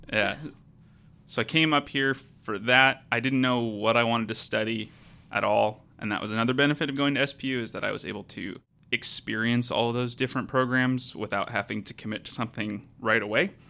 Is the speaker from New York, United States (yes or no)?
no; Portland, Oregon, United States; moved away as an adult; now in Seattle, United States; I'm from the Portland area